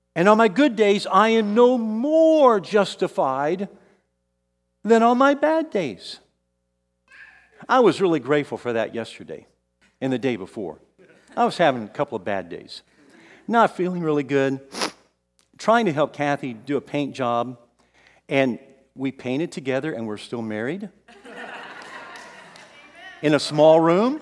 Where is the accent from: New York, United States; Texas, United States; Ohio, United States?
Texas, United States; San Antonio; also born or lived in Kansas City; I moved from here in San Antonio, this is my hometown